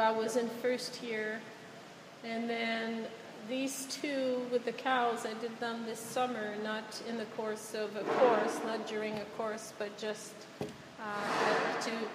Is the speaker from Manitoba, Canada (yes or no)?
no; Quebec City, Quebec, Canada; moved away; I'm not from here, I'm from Quebec City